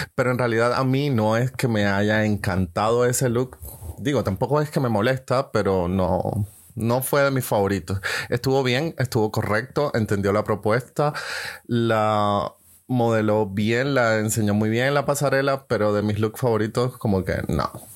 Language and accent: Spanish; Colombia; now in Germany; soy colombiano, vivo en Alemania